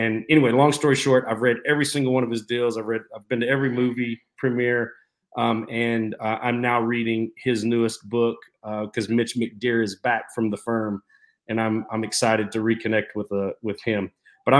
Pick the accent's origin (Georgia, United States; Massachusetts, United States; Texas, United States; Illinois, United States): Texas, United States; San Angelo; I grew up in West Texas big time